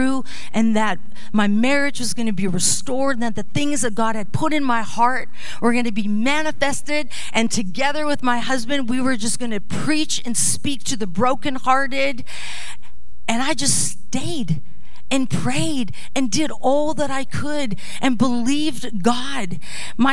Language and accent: English; Netherlands; moved away; I was born in the Netherlands